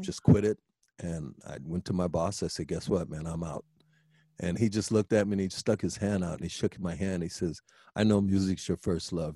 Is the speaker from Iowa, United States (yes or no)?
yes; Des Moines, Iowa, United States; now in Twin Cities, United States; I came from Des Moines